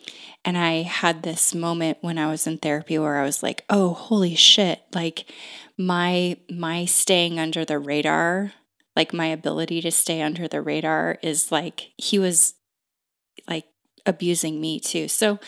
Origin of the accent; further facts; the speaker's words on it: Pacific Northwest, United States; I am from the Northwest. I've been here most of my entire life.